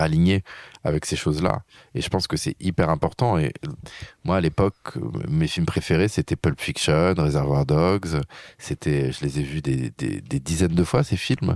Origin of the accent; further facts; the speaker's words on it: France; je suis un Français